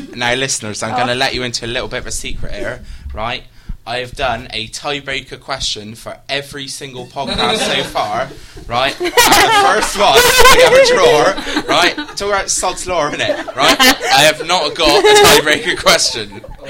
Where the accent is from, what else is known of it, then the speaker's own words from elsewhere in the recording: Bristol, South West England, United Kingdom; my hometown club, Bristol City, Ashton Gate